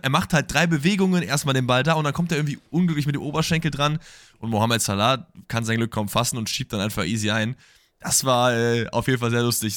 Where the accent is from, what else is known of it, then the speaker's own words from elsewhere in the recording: Germany; das Land ist, aus dem ich komme